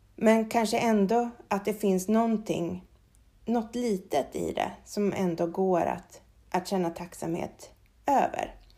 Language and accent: Swedish; Sweden; här hemma i Sverige